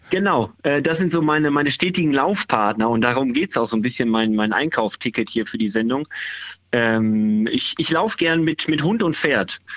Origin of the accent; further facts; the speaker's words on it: Dortmund, North Rhine-Westphalia, Germany; Ich habe ja mal Mahlzeit gesagt, ich komme aus Dortmund.